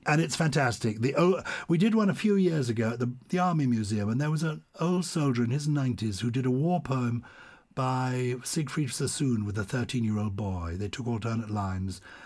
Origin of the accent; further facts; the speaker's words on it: London, United Kingdom; accent: plummy; I was brought up in London